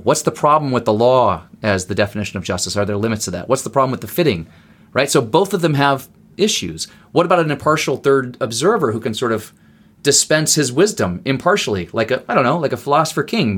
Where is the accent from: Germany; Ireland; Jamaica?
Germany; Berlin; now in United States; I grew up in West Berlin